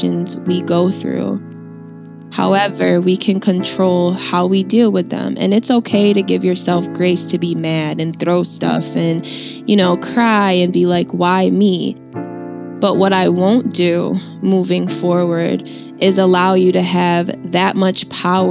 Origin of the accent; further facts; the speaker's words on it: Syracuse, New York, United States; I'm from Syracuse, New York.